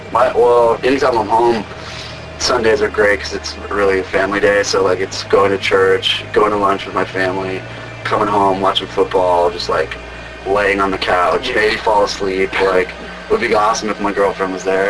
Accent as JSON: {"language": "English", "region": "California", "country": "United States", "tie": "born or raised there", "said": "I grew up in California"}